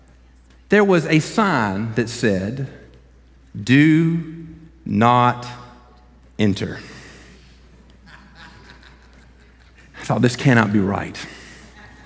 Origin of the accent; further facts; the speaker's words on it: Columbus, Georgia, United States; I'm born and raised in Columbus.